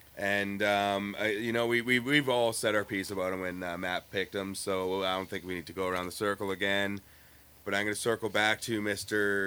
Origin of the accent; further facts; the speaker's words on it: Winnipeg, Manitoba, Canada; we are from Winnipeg